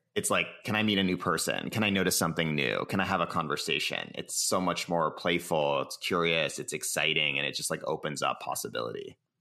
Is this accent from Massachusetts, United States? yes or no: yes; Cambridge, Massachusetts, United States; now in San Francisco, United States; I was born in Cambridge, Massachusetts